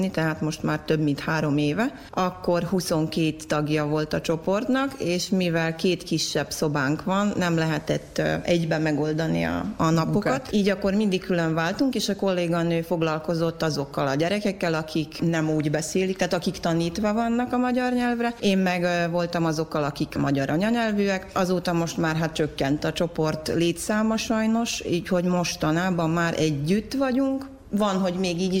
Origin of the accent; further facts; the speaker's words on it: Kupusina, Vojvodina, Serbia; also born or lived in Sombor; Nem vagyok zombori, kopuszinai vagyok. Zomborban születtem, de hát kopuszinán van a családom, ott élek